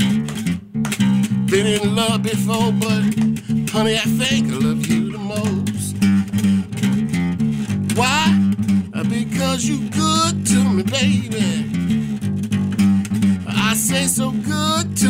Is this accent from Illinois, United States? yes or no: yes; Chicago, Illinois, United States; Born and raised Chicago.